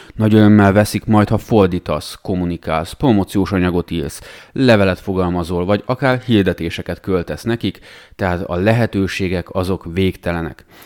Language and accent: Hungarian; Romania; mi, hogy Romániában nőttünk fel, ott láttuk